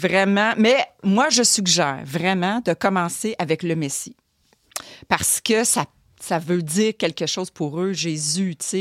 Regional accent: Montreal, Quebec, Canada; Moi, je suis de Montréal

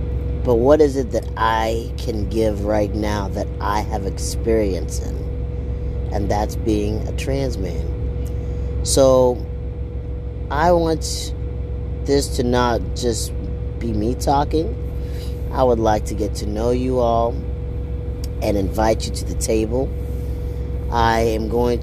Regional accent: Rwanda; I'm from Africa, Rwanda

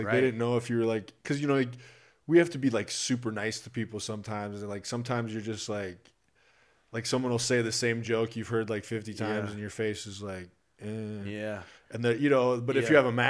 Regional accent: Iowa, United States; moved away; So I'm originally from Iowa

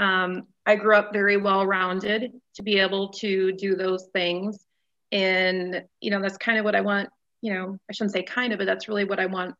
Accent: Goodman, Wisconsin, United States; moved away as an adult; also born or lived in Iron Mountain, Michigan / Upper Peninsula, Michigan; now in Green Bay, United States; I was born and raised in Goodman, Wisconsin, physically born in Iron Mountain, Michigan

